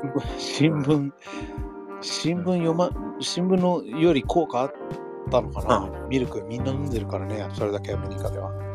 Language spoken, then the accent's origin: Japanese; United States; moved away as an adult; now in Niigata, Japan; 僕らがアメリカで育った時はさ